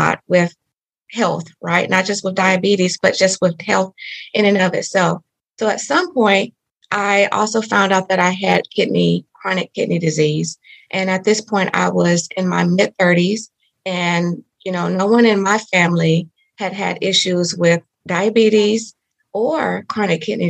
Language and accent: English; Mississippi, United States; I grew up in Mississippi. So I am, I like to say, a Southern girl